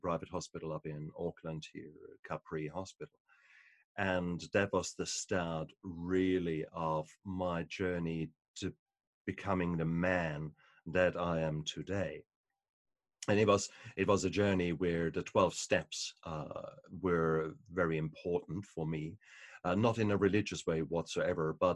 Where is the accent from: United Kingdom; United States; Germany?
Germany; moved away; also born or lived in New Zealand; I come from Germany, so for us, beer and wine is part and parcel of your life